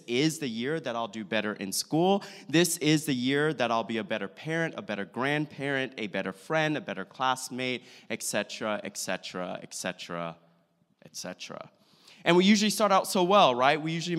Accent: St. Petersburg, Florida, United States; So I hail from St. Petersburg, Florida. If you don't know it, it's Tampa Bay.

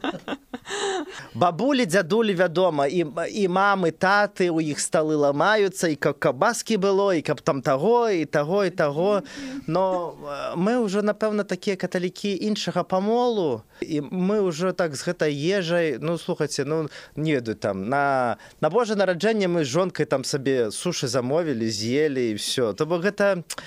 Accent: Belarus; now in Warsaw, Poland; мы беларусы

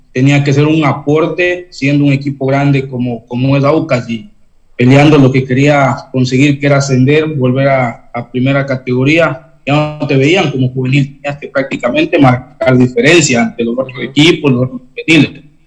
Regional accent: Cotacachi, Imbabura, Ecuador; also born or lived in Intag, Imbabura; yo soy nacido en un, pueblo que se llama Inta, que está en Imbabura. Eh, crecí en, en Cotacachi con, con mis padres

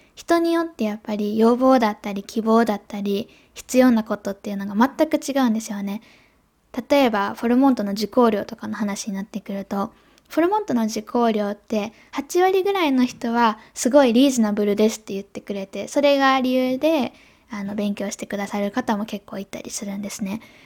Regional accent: Japan

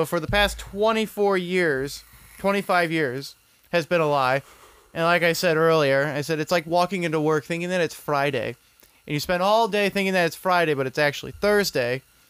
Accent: United Kingdom; I'm British. That's the other majority.

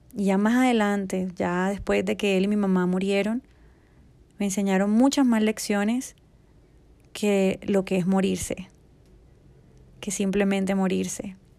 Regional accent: Colombia; aquí en mi país, Colombia

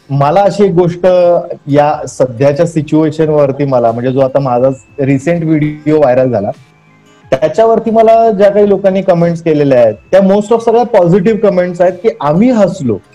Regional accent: Maharashtra, India; accent: Kolhapuri; मी typical Kolhapuri बोलायचो

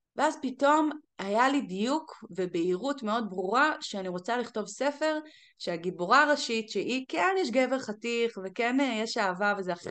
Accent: Galilee, Northern District, Israel; moved away as an adult; now in Las Vegas, United States; גדלתי בגליל

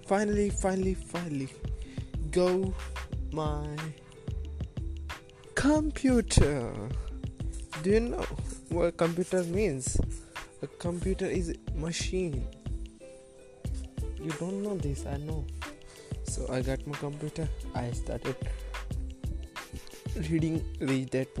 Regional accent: Asapur, India; I am from Asapur

